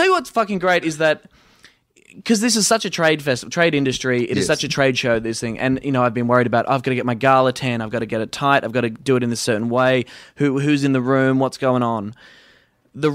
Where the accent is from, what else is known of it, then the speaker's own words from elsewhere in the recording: Australia; Being Australian and, not famous.